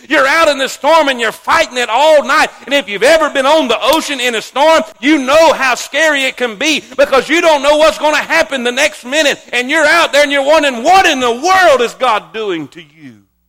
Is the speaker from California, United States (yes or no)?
no; South Florida, United States; moved away; I grew up in South Florida my whole life